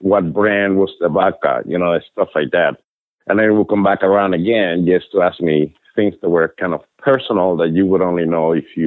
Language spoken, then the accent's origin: English; Cuba; now in United States; I came from Cuba, right? Cuba is a communist country